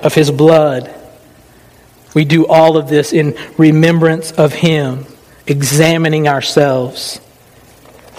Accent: the South, United States; I was raised in the South

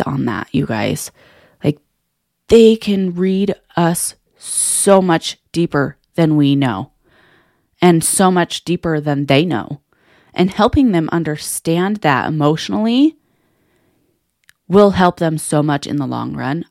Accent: Salt Lake City, Utah, United States; I was born and raised here in Salt Lake City, Utah

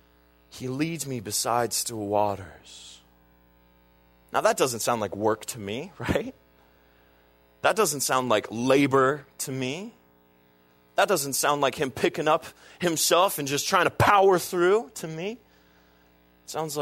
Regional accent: United States; I'm an American

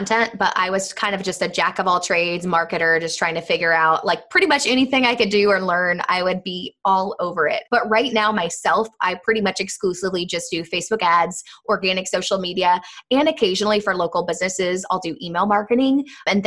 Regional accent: Indianapolis, Indiana, United States; moved away as an adult; also born or lived in Florida; I'm from Indianapolis

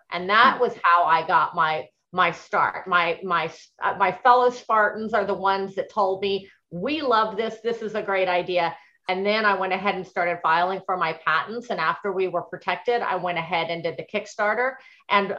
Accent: Texas, United States; moved away; I grew up in Texas

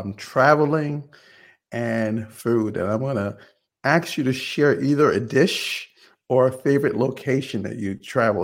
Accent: New York, United States; I grew up in New York

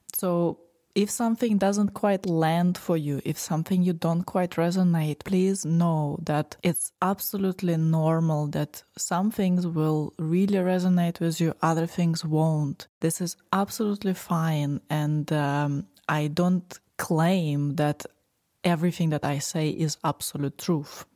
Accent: Moscow, Russia; So, I was born in Russia, in Moscow. I lived all my life, most of my life, in the city

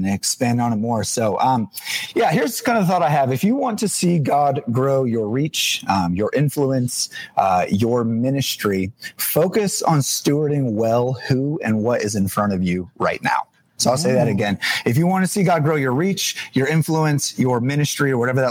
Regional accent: New Jersey, United States; moved away as an adult; now in Pittsburgh, United States; I'm actually from New Jersey. I'm a Jersey boy, but moved to Pittsburgh 6.5 years ago.

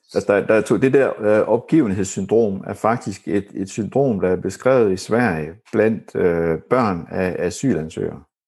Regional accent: Horsens, Central Denmark Region, Denmark; moved away; jeg kommer fra Horsens, da, da jeg boede i Horsens

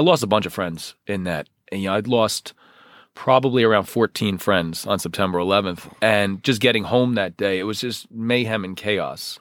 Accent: Union County, New Jersey, United States; I grew up in Union County. I'm a lifelong New Jersey resident

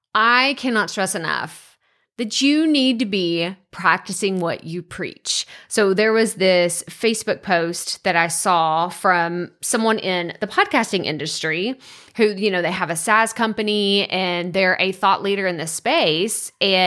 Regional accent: Texas, United States; accent: East Texas; I know. I had a really thick East Texas accent. For those of you that aren't from Texas, there's West Texas, East Te

